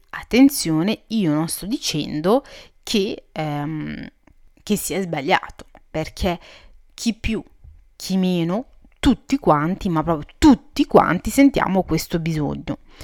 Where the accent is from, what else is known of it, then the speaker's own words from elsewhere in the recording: Italy; also born or lived in Morocco (ancestry); sono, eh, marocchina di origini e sono cresciuta in Italia